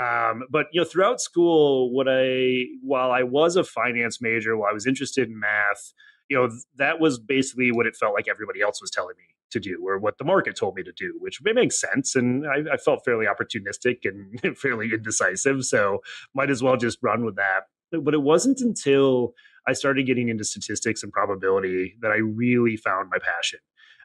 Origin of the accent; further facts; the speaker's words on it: Janesville, Wisconsin, United States; moved away as an adult; also born or lived in Cincinnati area; now in Cincinnati, United States; Came here for school, but actually grew up in Janesville, Wisconsin, a relatively small town. For me, it was actually cornfields all the way around me. I grew up in more of the suburban part